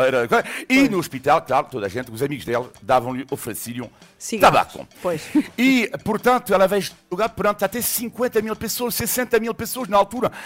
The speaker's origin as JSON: {"language": "Portuguese", "region": "a city in western France", "country": "France", "tie": "born or raised there", "moved": "yes"}